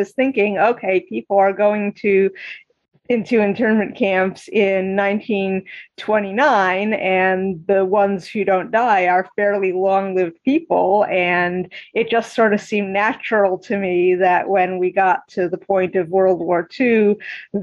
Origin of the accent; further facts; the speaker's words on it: Eastern Massachusetts, United States; my experiences growing up in Eastern Massachusetts